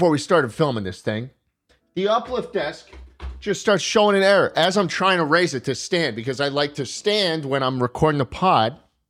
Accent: New York, United States; I'm from New York, man.

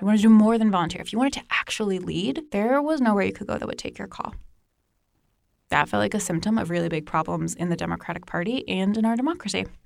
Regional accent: Northern Virginia, United States; I grew up in Northern Virginia

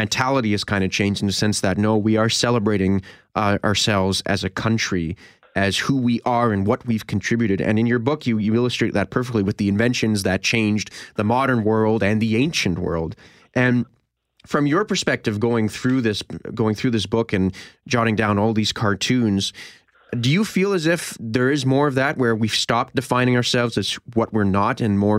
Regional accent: Canada; I feel as if as Canadians

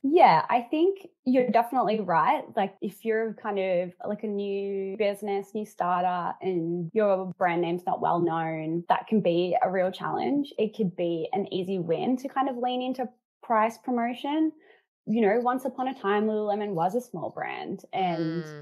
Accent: Melbourne, Victoria, Australia; I come from Melbourne

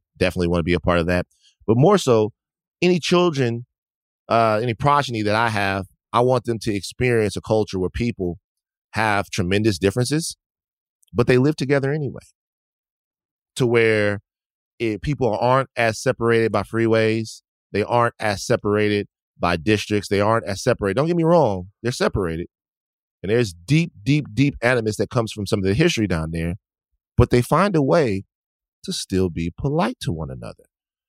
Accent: the South, United States; But still, I think growing up in the South, you know, as much as a as a bad rap as the South gets, there are lessons to take away from a place that's been through so much.

